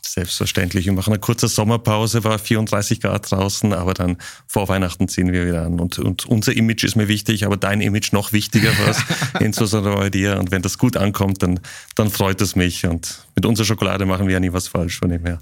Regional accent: Zurich, Switzerland; moved away; ich bin in der Nähe vom Zürichsee aufgewachsen. Lind liegt am Zürichsee in der Schweiz

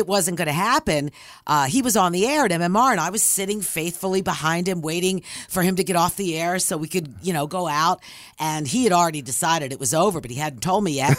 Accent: Philadelphia, Pennsylvania, United States; I'm from Philly

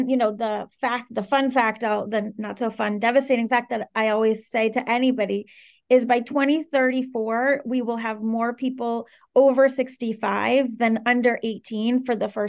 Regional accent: Caracas, Capital District, Venezuela; also born or lived in Washington, D.C. / Maryland; I'm originally from Venezuela, and I I grew up between Venezuela and the D.C. area. So I spent truly 50% of my childhood in Caracas and 50% in the D.C. area

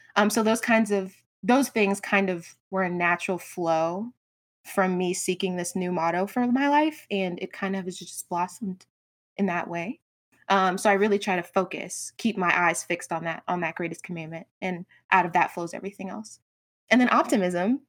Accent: Georgia, United States; also born or lived in Brooklyn, New York; I was born in Brooklyn, New York, but moved to a little suburb in Georgia when I was, like, eight. I've been here ever since.

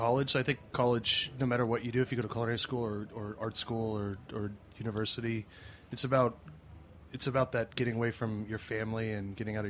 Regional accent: Scottsdale, Arizona, United States; I started cooking back in my hometown in Scottsdale in Arizona.

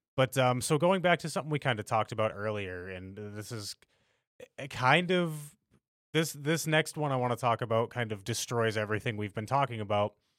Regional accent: United States; we as Americans

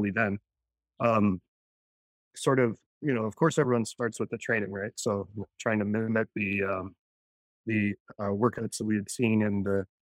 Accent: Vancouver, British Columbia, Canada; moved away as an adult; also born or lived in Osaka, Japan; now in Tokyo, Japan; So I'm Canadian, originally from Vancouver. I've lived in Tokyo for about 23 years now.

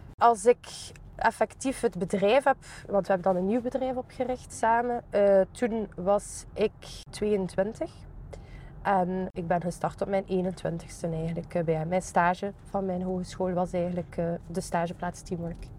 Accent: Ghent, Flanders, Belgium; Ik ben ook zelf van Gembruggen afkomstig

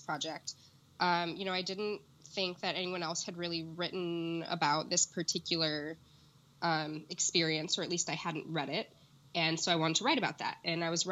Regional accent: Orange, California, United States; when I was a teenager growing up in Orange

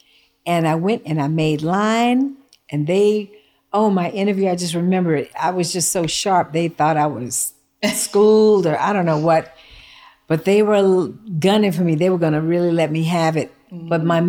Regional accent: Houston, Texas, United States; also born or lived in Mexico; I grew up in Houston, Texas, in an all Black environment because everything was segregated.

